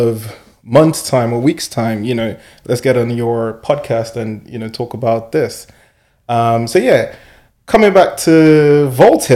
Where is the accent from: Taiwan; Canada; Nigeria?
Nigeria; moved away; coming from Nigeria, I'm Nigerian at birth, and coming from Nigeria